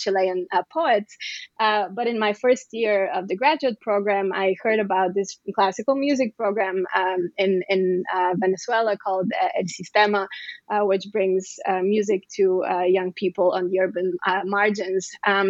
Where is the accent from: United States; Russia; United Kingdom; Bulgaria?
Bulgaria; I was born in Bulgaria